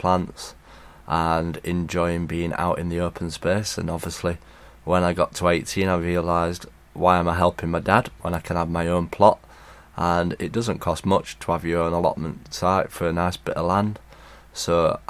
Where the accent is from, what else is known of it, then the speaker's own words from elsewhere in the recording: Sheffield, Yorkshire and the Humber, United Kingdom; I'm from Sheffield.